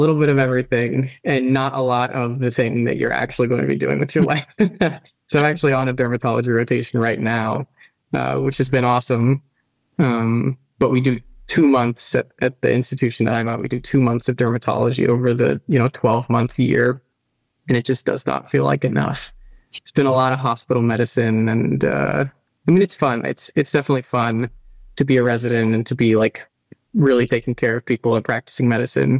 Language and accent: English; Tallahassee, Florida, United States; moved away as an adult; also born or lived in northern New Jersey / Utah / Ann Arbor, Michigan; when I was a kid, my family moved to Florida, to Tallahassee. So that's where I grew up.